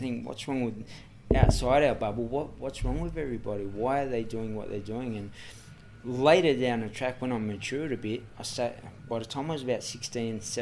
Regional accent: Sydney, New South Wales, Australia; I grew up in Redfern, Everly Street, Redfern

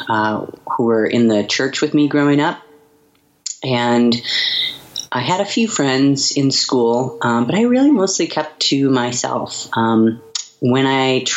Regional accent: Montana, United States; also born or lived in Seattle; now in Portland, United States; my hometown in Montana

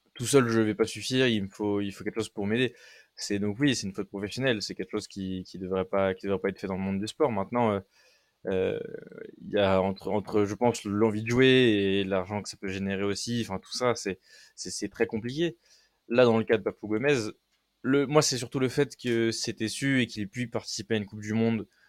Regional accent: France; je suis français

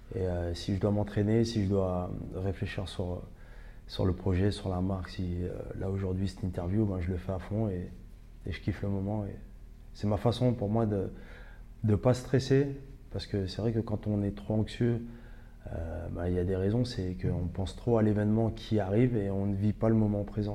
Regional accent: Ivry-sur-Seine, Île-de-France, France; on a grandi ensemble à Ivry

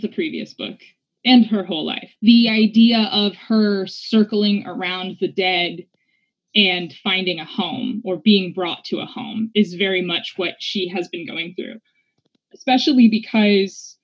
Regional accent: New Mexico, United States; also born or lived in Louisiana; I grew up in New Mexico, but I was born in Louisiana

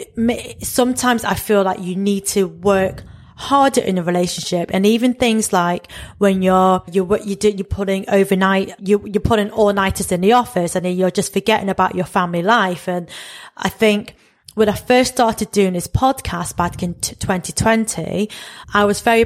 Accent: United Kingdom; I'm really embracing being a British East and Southeast Asian

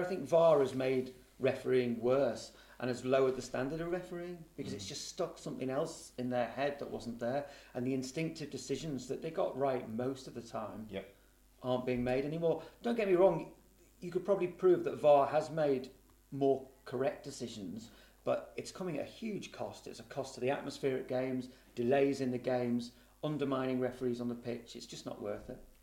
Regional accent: Liverpool, North West England, United Kingdom; I'm sort of born and bred in Liverpool

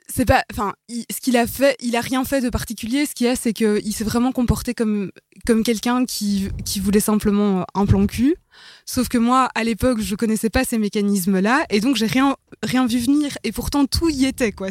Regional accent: Brussels, Brussels-Capital Region, Belgium; je suis bruxelloise, vous allez l'entendre de toute façon.

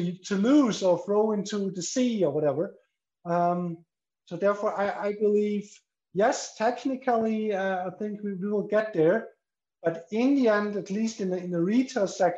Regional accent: Austria; now in Liechtenstein; I'm from Austria

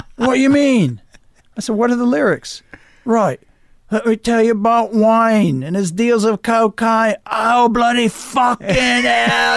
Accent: United States; But I'm an American. I live here.

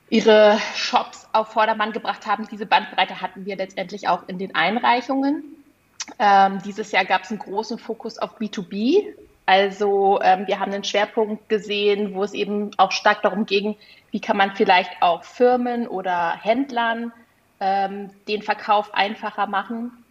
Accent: Hamburg, Germany; Also wenn ich als Hamburgerin jetzt plötzlich auch den Kaffee von einem Minishop in München kaufen kann

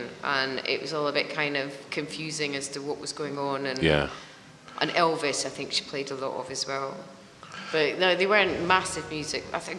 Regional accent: Edinburgh, Scotland, United Kingdom; now in London, United Kingdom; Well, the thing is, when I go back to Edinburgh, I have to change my accent. But when I'm in London, people don't understand when I'm really Scottish.

